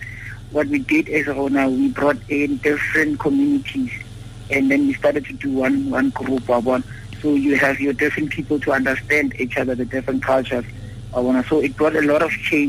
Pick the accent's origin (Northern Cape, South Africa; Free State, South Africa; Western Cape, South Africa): Northern Cape, South Africa; Upington; I was actually from Upinton.